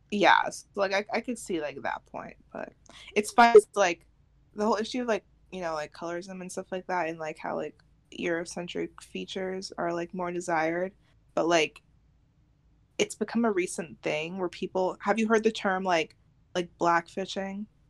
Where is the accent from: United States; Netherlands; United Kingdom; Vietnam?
United States; it'll be a U.S. state